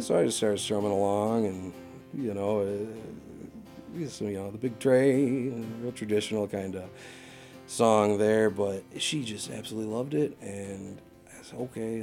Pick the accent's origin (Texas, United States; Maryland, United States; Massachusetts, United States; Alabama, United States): Massachusetts, United States; house I grew up in out in Achusetts